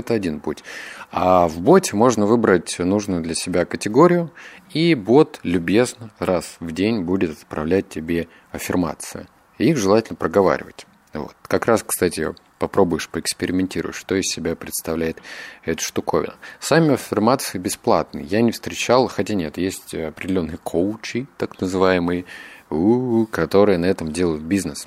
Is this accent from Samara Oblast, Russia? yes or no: no; Novosibirsk, Novosibirsk Oblast, Russia; я обычный парень из Новосибирска